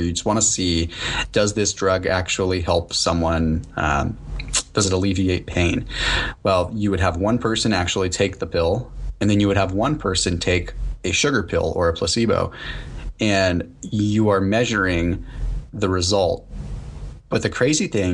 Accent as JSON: {"language": "English", "country": "United States", "said": "I'm – proud to be an American. I'm happy American. I served in the military and I love this country"}